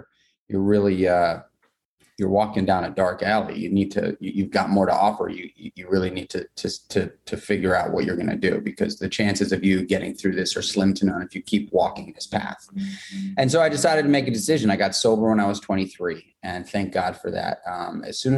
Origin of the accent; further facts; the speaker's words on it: New York City, New York, United States; I grew up in New York City. I grew up in Manhattan